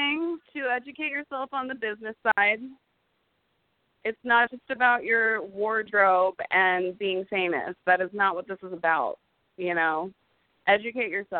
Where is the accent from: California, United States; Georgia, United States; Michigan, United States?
California, United States; Silicon Valley, the Bay Area; I actually grew up in Silicon Valley, the Bay Area